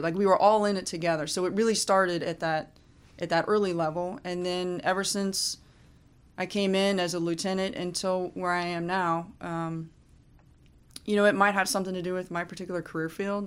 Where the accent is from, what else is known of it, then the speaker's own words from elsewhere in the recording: Fairborn, Ohio, United States; moved away as an adult; Fairborn, Ohio is my hometown, and I went, went to school K through twelve